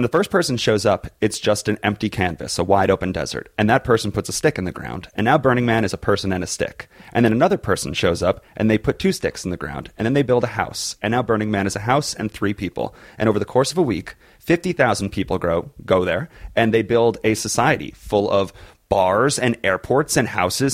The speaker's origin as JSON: {"language": "English", "region": "East Coast", "country": "United States", "said": "We're both from the East Coast"}